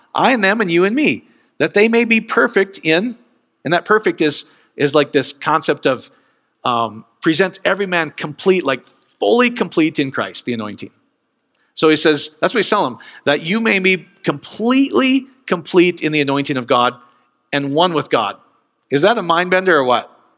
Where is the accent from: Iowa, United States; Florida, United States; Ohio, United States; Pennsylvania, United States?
Iowa, United States; growing up in Iowa